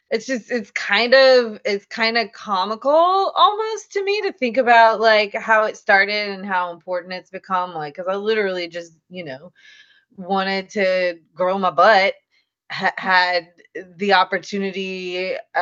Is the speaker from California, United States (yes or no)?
no; Louisiana, United States; I'm from Louisiana